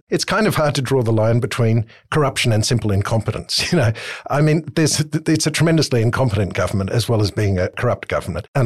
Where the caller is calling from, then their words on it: Manly, New South Wales, Australia; from Manly.